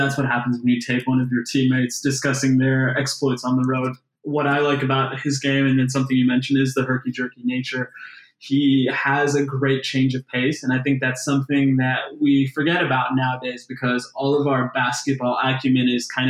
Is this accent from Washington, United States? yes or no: no; Missouri, United States; I grew up in Missouri, which we're now part of the SEC.